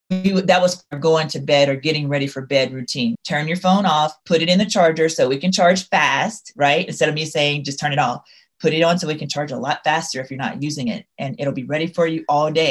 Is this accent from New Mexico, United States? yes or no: no; Louisiana, United States; I'm from Louisiana. So you may not be able to hear it in my voice, but there will be terms that I use that will definitely convince you that, yep, she's from the Bayou.